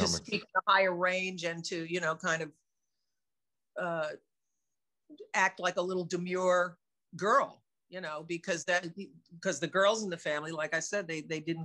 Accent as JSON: {"language": "English", "region": "New York", "country": "United States", "accent": "New York", "said": "my New York accent comes back"}